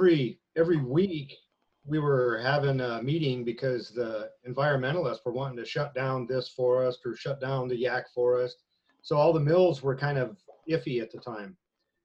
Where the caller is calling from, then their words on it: Spirit Lake, Idaho, United States; Spirit Lake, Idaho.